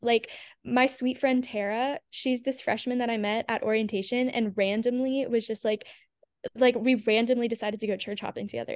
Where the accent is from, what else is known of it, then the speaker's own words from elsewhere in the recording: Houma, Louisiana, United States; moved away as an adult; also born or lived in Baton Rouge, Louisiana; now in Nashville, United States; I grew up in Houma, Louisiana